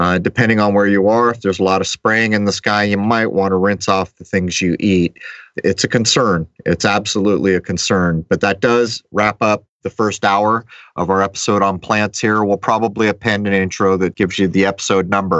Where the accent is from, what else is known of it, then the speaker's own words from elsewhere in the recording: San Diego, California, United States; I grew up in the East County of San Diego, way out in the hills, and I spent endless hours of my childhood hiking.